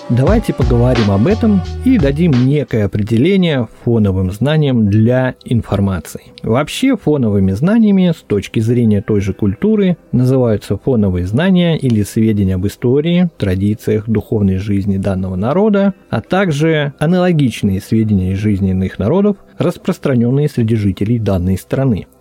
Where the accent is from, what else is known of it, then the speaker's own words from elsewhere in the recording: Veliky Novgorod, Novgorod Oblast, Russia; тут мой родной город Великий Новгород